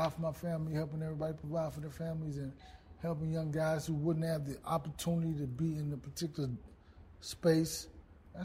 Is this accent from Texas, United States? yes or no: yes; Dallas, Texas, United States; I grew up in the Boys and Girls Club, Oak Cliff Boys and Girls Club.